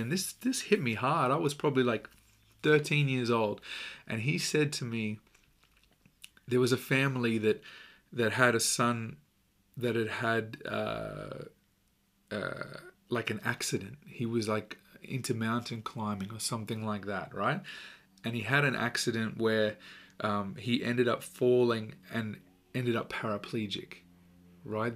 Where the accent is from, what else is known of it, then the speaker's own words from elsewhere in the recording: Australia; I'm Australian